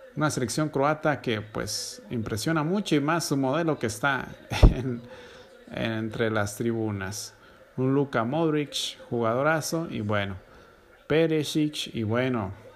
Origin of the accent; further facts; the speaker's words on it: Mexico; A mí como mexicano